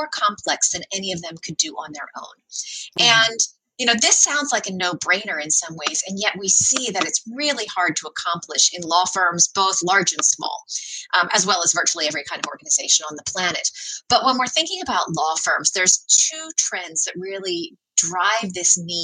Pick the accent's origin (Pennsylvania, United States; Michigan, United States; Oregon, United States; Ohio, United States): Pennsylvania, United States; Amish country in; moved away; I grew up in Amish country in Pennsylvania